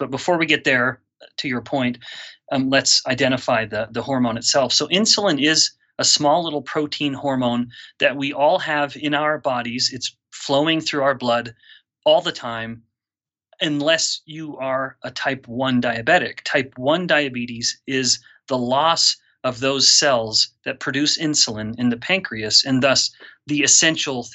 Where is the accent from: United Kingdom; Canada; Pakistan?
Canada; moved away as an adult; also born or lived in Singapore; now in Utah, United States; I'm a Canadian originally, so a Commonwealth boy myself.